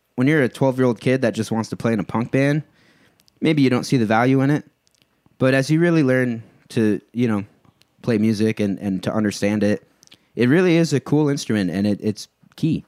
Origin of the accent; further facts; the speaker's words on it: Cambridge, Ontario, Canada; now in Woodstock, Canada; I grew up in Cambridge, and now I live in Woodstock